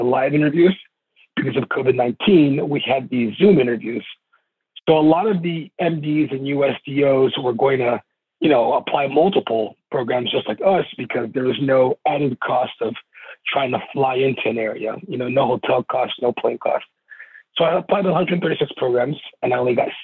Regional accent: California, United States; I'm from California

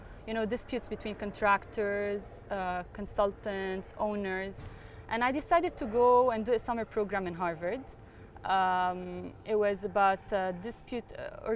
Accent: Beirut, Beirut Governorate, Lebanon; now in United Arab Emirates; I was born in Beirut

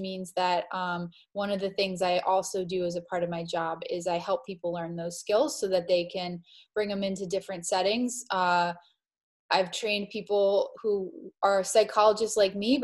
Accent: Miami, Florida, United States; moved away as an adult; also born or lived in East Coast; I grew up in Miami, Florida

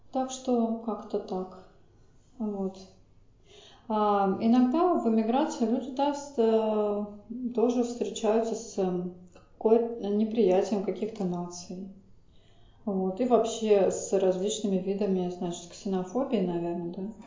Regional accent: Saint Petersburg, Russia; Причем сама я из Питера

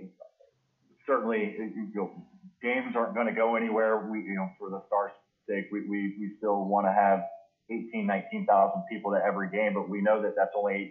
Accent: Indianapolis, Indiana, United States; moved away as an adult; also born or lived in Canton, Ohio; I grew up in Indianapolis

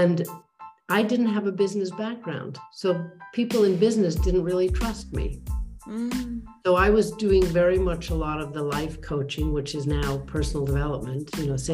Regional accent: United States; first language English; moved away; also born or lived in London / Switzerland; being an American, being native English speaking

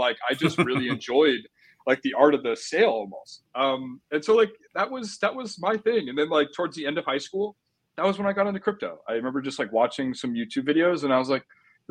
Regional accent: Orange County, California, United States; born and raised in Orange County

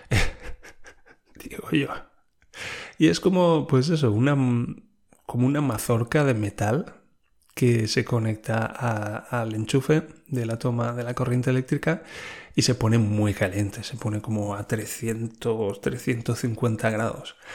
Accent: Spain; yo soy un español hablando alemán, la otra persona es una alemana hablando alemán.

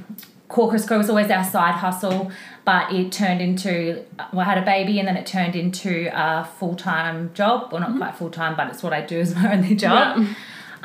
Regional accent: Brisbane, Queensland, Australia; So I'm from Brisbane, born in Brisbane, still in Brisbane.

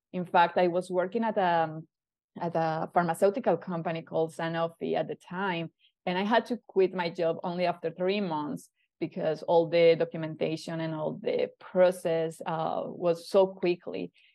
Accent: Colombia; moved away as an adult; now in Canada; move away from my hometown

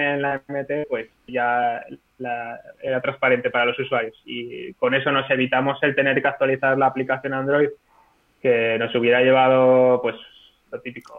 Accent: Zaragoza, Aragon, Spain; soy de Zaragoza

